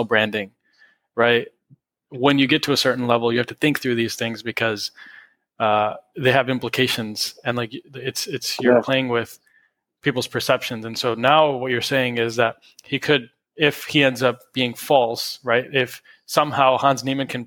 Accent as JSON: {"language": "English", "town": "Detroit", "region": "Michigan", "country": "United States", "said": "We're from Detroit."}